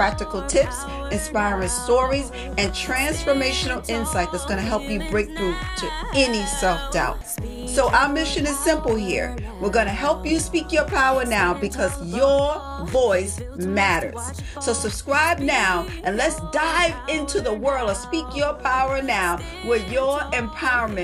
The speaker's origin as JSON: {"language": "English", "town": "New York City", "region": "New York", "country": "United States", "said": "I'm a girl from the Bronx"}